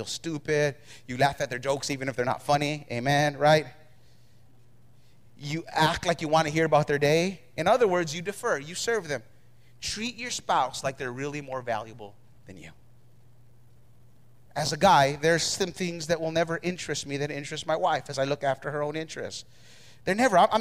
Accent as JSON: {"language": "English", "region": "New Mexico", "country": "United States", "tie": "born or raised there", "said": "I grew up in New Mexico in the hood"}